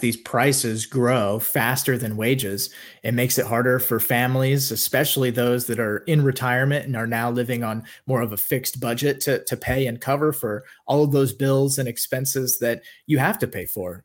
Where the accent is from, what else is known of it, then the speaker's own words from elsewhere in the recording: Kansas, United States; moved away as an adult; also born or lived in Orlando, Florida; I grew up in Kansas